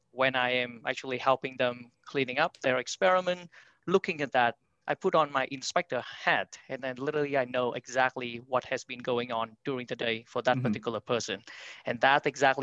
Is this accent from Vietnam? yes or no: yes; Vietnam; moved away as an adult; now in New York City, United States; I'm born and raised in Vietnam